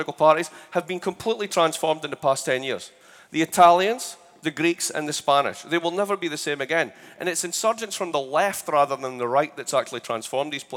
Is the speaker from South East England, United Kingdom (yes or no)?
no; Scotland, United Kingdom; moved away as an adult; now in United States; I'm Scottish. So you might have a problem with the way I sound.